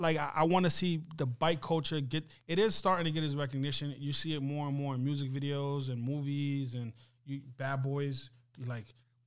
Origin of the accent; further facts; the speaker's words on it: Mali; also born or lived in Libya; I was born in Libya, but I'm originally from West Africa, Mali.